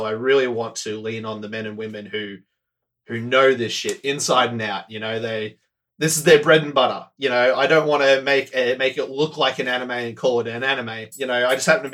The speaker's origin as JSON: {"language": "English", "country": "Australia", "tie": "born or raised there", "said": "I hail from Australia. I currently live here, born and bred here."}